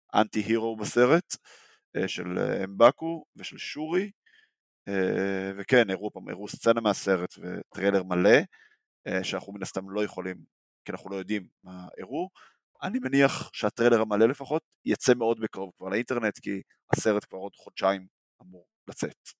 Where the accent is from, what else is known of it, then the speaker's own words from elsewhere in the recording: Israel; בתור ישראלים